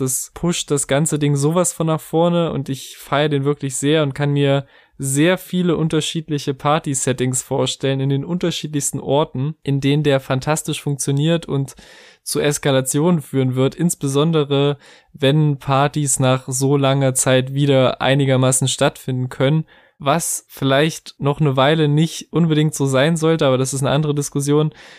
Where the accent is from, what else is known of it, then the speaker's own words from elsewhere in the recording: Germany; als Deutscher